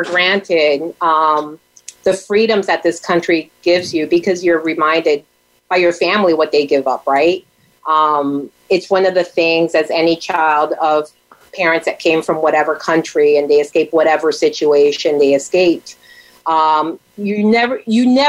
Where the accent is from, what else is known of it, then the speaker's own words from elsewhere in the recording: Miami, Florida, United States; moved away as an adult; also born or lived in Tampa, Florida; now in St. Petersburg, United States; I was born in Tampa, raised in Miami, and life brought me back to the Tampa Bay area after law school